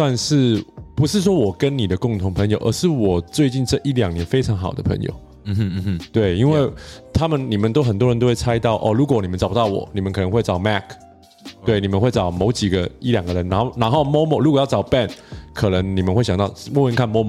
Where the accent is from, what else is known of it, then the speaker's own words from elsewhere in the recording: Canada; first language English; Chinese is a second language; 哦，我在这边长大的，哦，我是加拿大人啊